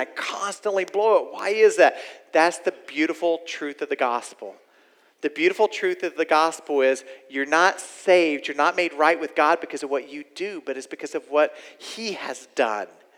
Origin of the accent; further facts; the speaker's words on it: Oklahoma, United States; I'm from Oklahoma, y'all. I'm originally from here